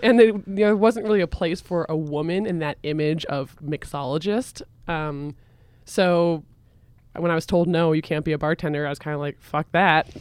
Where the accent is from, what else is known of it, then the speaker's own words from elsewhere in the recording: Vermont, United States; I grew up in Vermont as well